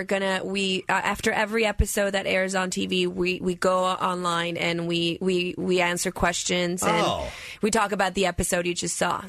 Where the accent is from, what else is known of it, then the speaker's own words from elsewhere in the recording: Buenos Aires, Argentina; English is a second language; moved away; Buenos Aires, in Argentina.